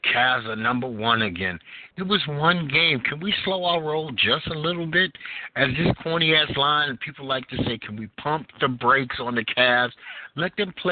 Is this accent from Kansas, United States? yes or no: no; New York City, New York, United States; moved away; I'm from Brooklyn, New York originally, so I love four seasons